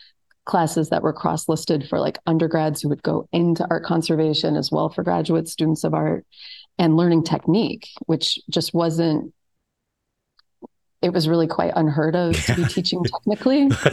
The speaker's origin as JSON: {"language": "English", "region": "Colorado", "country": "United States", "tie": "born or raised there", "also_born_or_lived": "New Orleans, Louisiana / Chicago / Florence / Delaware", "moved": "yes", "lives_now": "Florida, United States", "said": "And I grew up, my early life was in New Orleans. I was raised in Colorado."}